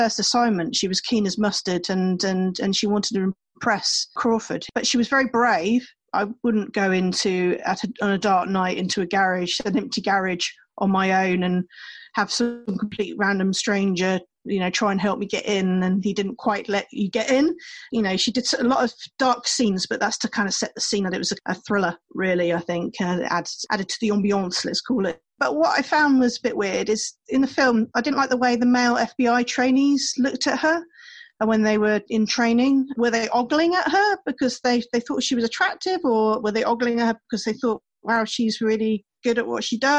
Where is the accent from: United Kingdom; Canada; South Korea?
United Kingdom; England; accent: English; I've had Americans taking the mick out of my English accent